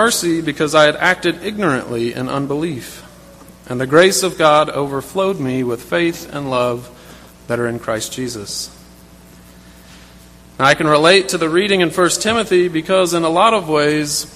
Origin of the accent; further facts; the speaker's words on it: South Carolina, United States; When I was a child growing up in South Carolina